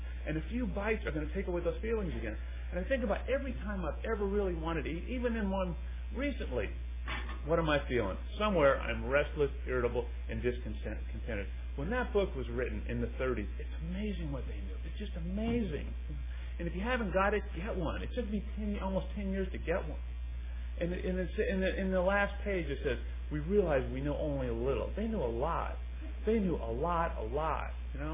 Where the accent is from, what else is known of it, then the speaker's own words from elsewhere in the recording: San Francisco, California, United States; also born or lived in Pennsylvania; I grew up in Pennsylvania, in a little village in Pennsylvania. And we moved to San Francisco when I was 5 years old.